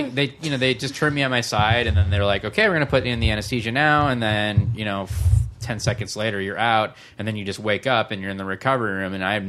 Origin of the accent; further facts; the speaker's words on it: Michigan, United States; moved away; Midwest, originally, Michigan.